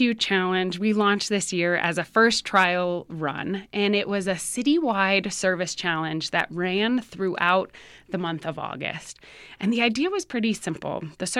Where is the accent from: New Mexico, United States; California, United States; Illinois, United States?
New Mexico, United States; Albuquerque; I was born and raised here in Albuquerque. I'm the third of four kids